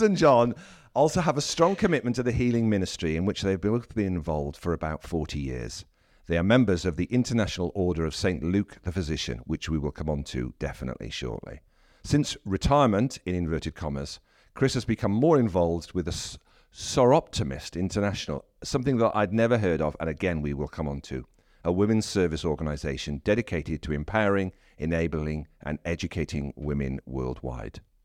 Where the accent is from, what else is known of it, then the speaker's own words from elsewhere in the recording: South Wales, United Kingdom; I'm from South Wales